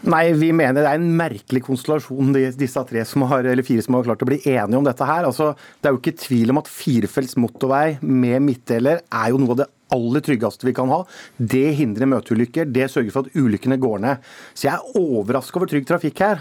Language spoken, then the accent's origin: Norwegian; Telemark, Norway; hjemme i Telemark